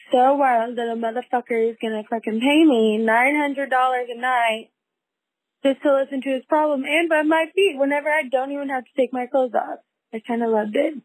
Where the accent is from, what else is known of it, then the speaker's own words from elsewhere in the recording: Philadelphia, Pennsylvania, United States; I'm from Philadelphia